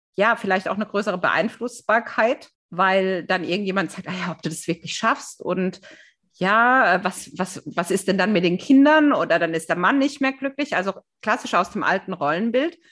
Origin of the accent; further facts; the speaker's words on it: Germany; wir Deutschen